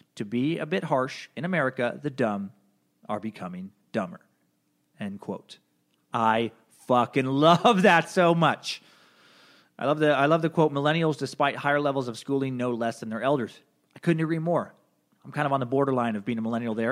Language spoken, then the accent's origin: English; United States; I'm an American